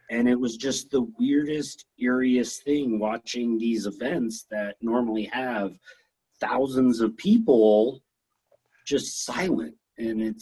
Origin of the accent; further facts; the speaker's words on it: Hanna, Alberta, Canada; weird thing for me growing up in Hanna